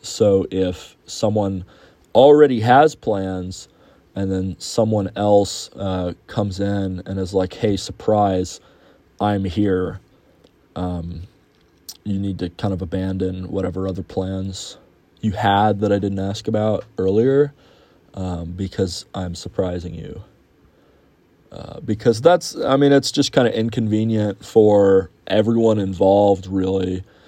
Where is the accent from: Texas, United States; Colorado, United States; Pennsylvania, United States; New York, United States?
Texas, United States; Houston; my hometown of Houston